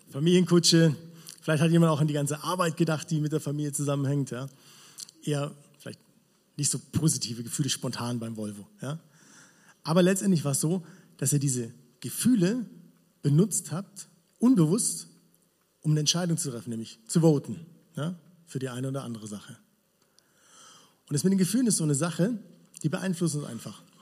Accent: Villingen, Baden-Württemberg, Germany; Ja, ich komme aus Villingen, habe ich schon gesagt. Und es ist cool dort.

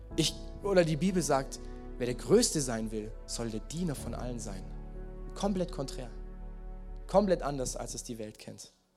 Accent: Swabia, Baden-Württemberg, Germany; Mein Leben, meine Lebensstory als Schwabe.

